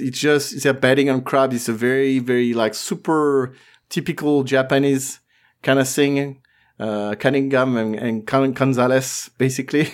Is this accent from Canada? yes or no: no; France